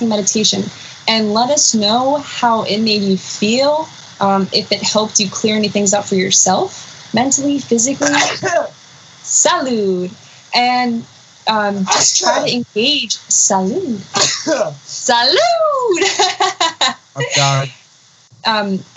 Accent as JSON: {"language": "English", "town": "New York City", "region": "New York", "country": "United States", "tie": "born or raised there", "also_born_or_lived": "North Salem, New York", "said": "I grew up in the Bronx"}